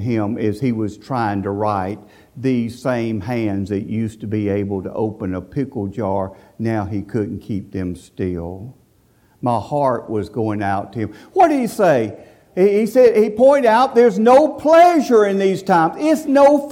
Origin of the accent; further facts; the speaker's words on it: Sylacauga, Alabama, United States; my hometown, Holland, to the suburb of Sylacauga, Alabama